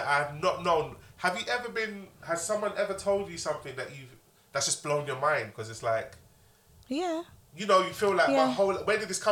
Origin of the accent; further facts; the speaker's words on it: London, United Kingdom; I got shot at in my area. I'm from Broad Farm.